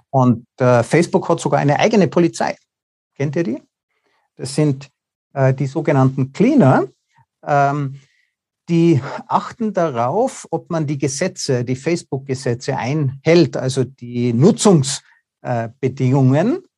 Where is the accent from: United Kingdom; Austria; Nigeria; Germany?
Austria; Also ich bin ja auch Österreicher, wir kommen nicht mal rein.